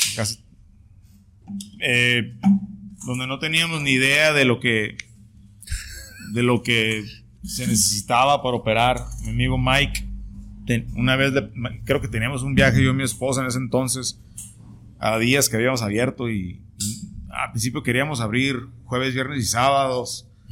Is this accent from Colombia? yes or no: no; Tijuana, Baja California, Mexico; todos los que somos de Tijuana